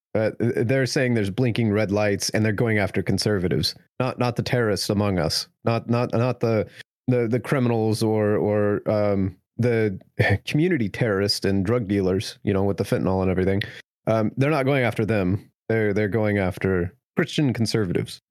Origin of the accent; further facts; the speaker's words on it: United States; as an American